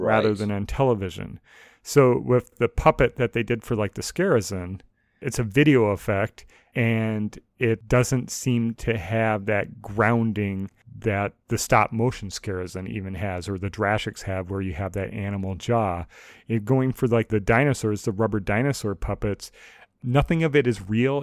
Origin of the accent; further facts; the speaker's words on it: United States; I'm an American